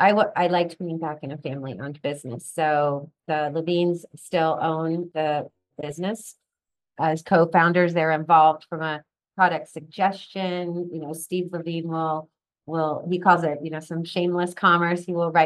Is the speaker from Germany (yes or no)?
no; England, United Kingdom; You know, growing up in England, I was actually taught to handwrite with a fountain pen in calligraphy. That's how at age 5 or 6, they taught us to write.